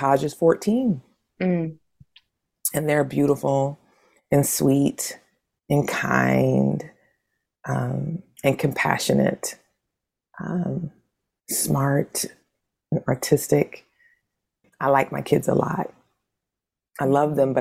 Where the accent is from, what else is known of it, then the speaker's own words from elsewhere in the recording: New Bern, North Carolina, United States; where I'm from in North Carolina is both sweet and salt water, because I'm from New Bern.